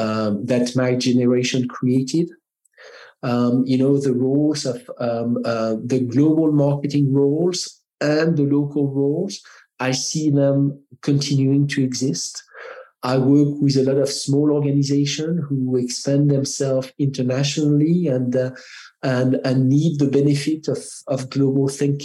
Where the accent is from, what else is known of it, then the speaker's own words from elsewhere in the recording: France; accent: French; English is a second language; now in United States; Because I am French, I have an accent